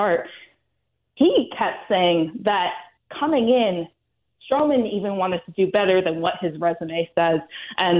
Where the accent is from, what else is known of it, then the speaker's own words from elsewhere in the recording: Pacific Northwest, United States; moved away; I grew up in the Pacific Northwest